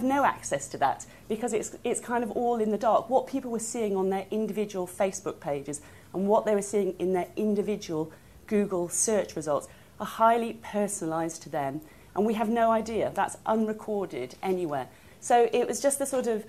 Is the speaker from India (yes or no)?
no; Wales, United Kingdom; I'm from Wales